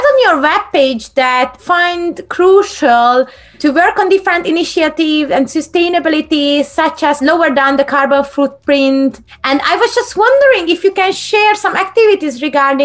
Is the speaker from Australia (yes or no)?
no; Hungary; when I was a kid, you know, I'm from Hungary